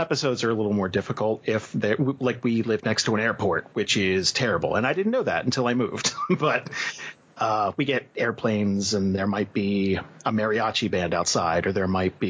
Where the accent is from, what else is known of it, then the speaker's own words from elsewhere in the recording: New Jersey, United States; moved away as an adult; I grew up in Jersey